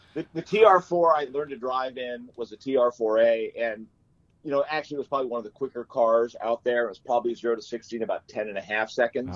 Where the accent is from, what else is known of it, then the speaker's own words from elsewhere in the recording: Orange County, California, United States; as a little kid, I grew up in Orange County, California